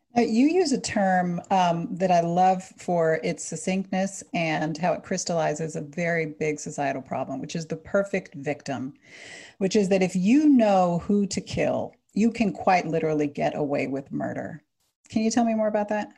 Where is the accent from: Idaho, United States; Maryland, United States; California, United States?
Maryland, United States; now in New York City, United States; I'm from Maryland